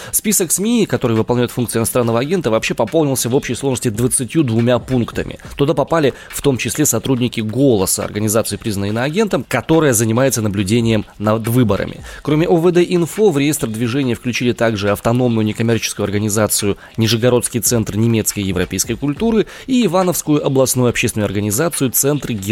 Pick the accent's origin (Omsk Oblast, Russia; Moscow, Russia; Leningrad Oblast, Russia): Omsk Oblast, Russia; Omsk; из Омска.